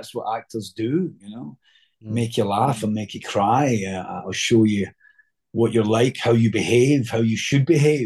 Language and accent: English; Scotland, United Kingdom; accent: Scottish; just doing it in my own accent. So it was like a Scottish Benedict